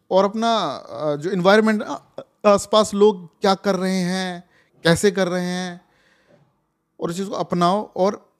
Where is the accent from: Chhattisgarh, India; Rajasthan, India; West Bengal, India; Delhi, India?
Rajasthan, India; मैं राजस्थान से हूँ